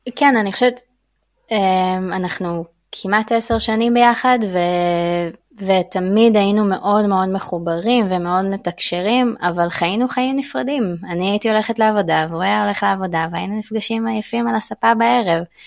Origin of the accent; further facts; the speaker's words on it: Israel; moved away as an adult; now in Thailand; גדלתי במקום מאוד מאוד אה, אה, הומוגני, שרוב האנשים עושים את אותו דבר ולומדים אותו דבר, יישוב של אנשי קבע